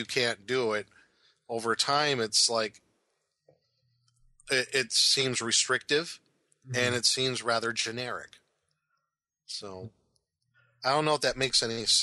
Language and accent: English; Omaha, Nebraska, United States; the area where I grew up in Omaha